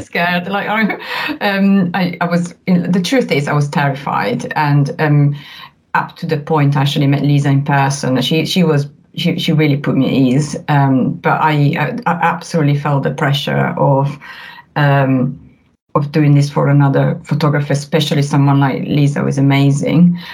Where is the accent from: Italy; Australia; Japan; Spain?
Italy; accent: Italian; English is a second language; now in United Kingdom; as you can tell from my accent, I'm Italian